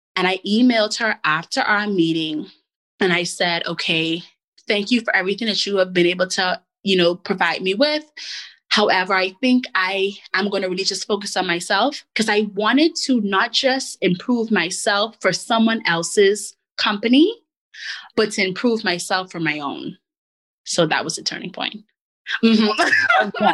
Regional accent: Bahamas; moved away as an adult; also born or lived in Elmira, New York / Washington, D.C. / Virginia; growing up in the Bahamas

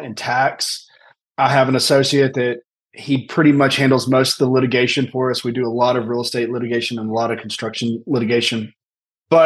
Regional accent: Tennessee, United States; also born or lived in Birmingham, Alabama / Washington, D.C.; I grew up here in Tennessee

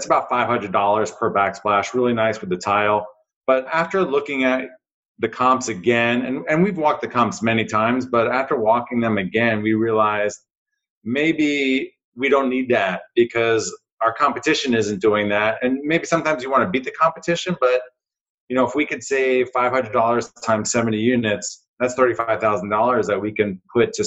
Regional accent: New Jersey, United States; a kid growing up in New Jersey

